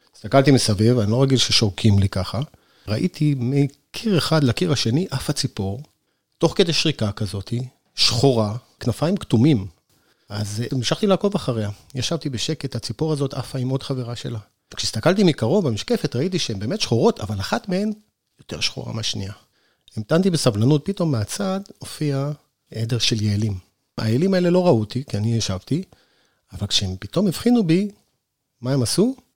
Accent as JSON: {"language": "Hebrew", "region": "Northern Israel", "country": "Israel", "tie": "born or raised there", "moved": "yes", "lives_now": "Sde Boker, Israel", "said": "אני לא נולדתי במדבר, אני נולדתי בצפון בכלל"}